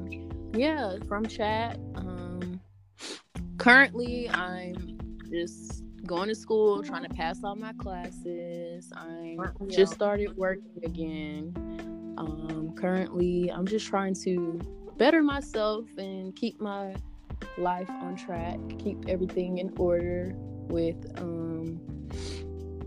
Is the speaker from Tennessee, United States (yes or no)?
yes; Chattanooga, Tennessee, United States; moved away as an adult; now in Murfreesboro, United States; I'm from Chattanooga, Tennessee.